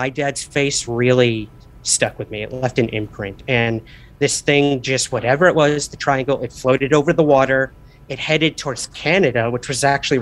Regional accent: Syracuse, New York, United States; I'm originally from Syracuse, New York

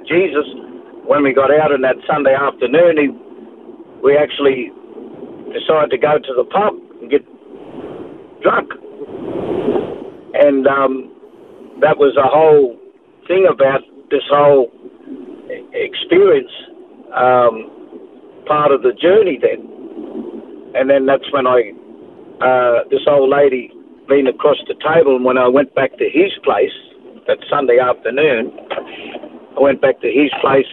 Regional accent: Sydney, New South Wales, Australia; also born or lived in Taree / Kempsey; now in Gold Coast, Australia; I was born in Parramatta in New South Wales, Sydney. And most of my quarter life was actually raised up in that area in Mascot, in Botany Bay there.

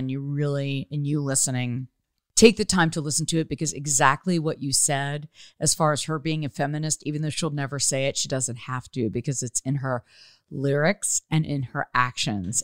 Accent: South Florida, United States; I grew up in South Florida

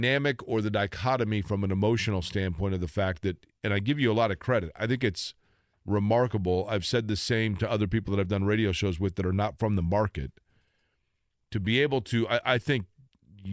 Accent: Indianapolis, Indiana, United States; also born or lived in Shelbyville, Indiana / Evansville, Indiana / St. Louis / New York; the summer before I started kindergarten, my parents, both being Indianapolis natives, moved back to Indianapolis to the house where they still lived that I grew up in on the northeast side

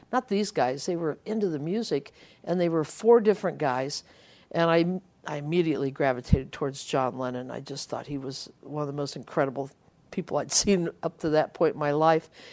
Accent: Ohio, United States; I was growing up in Ohio

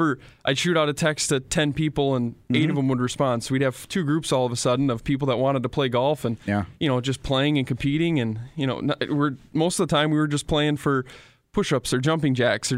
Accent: Princeton, Wisconsin, United States; now in Fargo, United States; I grew up in Princeton.

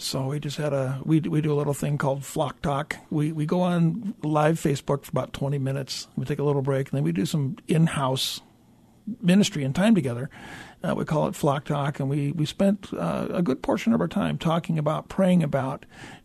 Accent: Tacoma, Washington, United States; also born or lived in Fairbanks, Alaska; grew up here in the area, grew up going to church

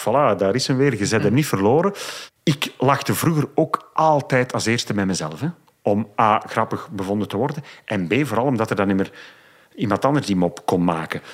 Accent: Dendermonde, Flanders, Belgium; in Dendermonde, mijn geboortestad

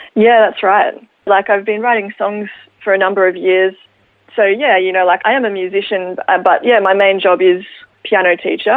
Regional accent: Ballarat, Victoria, Australia; born or raised there

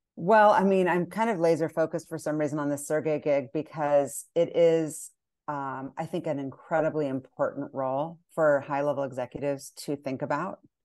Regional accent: United States; as an American

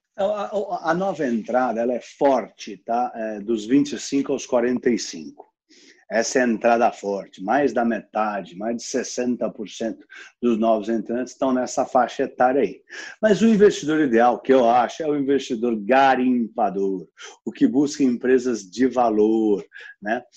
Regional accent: São Paulo, Brazil; eu cresci aqui no Itaimbibi, então eu sou realmente um filho do condado aqui da Faria Lima

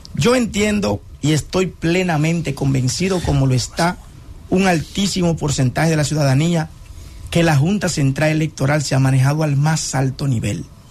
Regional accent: Dominican Republic; nosotros como dominicanos también debemos respetar este proceso

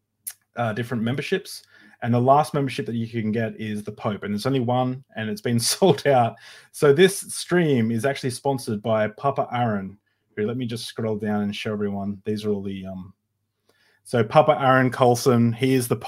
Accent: Australia; as an Australian

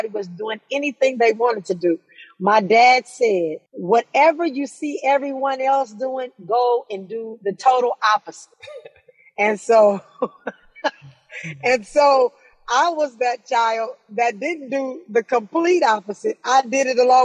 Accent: Los Angeles, California, United States; also born or lived in Inglewood, California; I was born in Inglewood. I was raised in Watts.

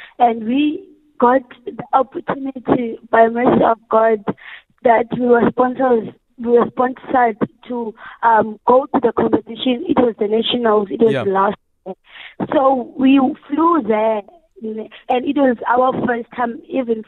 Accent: Worcester, Western Cape, South Africa; we are from Zwelethemba. It's a very small community here in Worcester

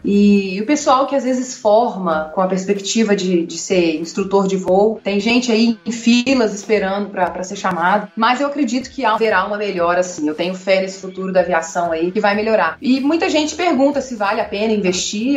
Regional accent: Contagem, Minas Gerais, Brazil; accent: mineiro; moved away as an adult; also born or lived in Belo Horizonte; now in United States; Eu nasci em Belo Horizonte, mas cresci em Contagem

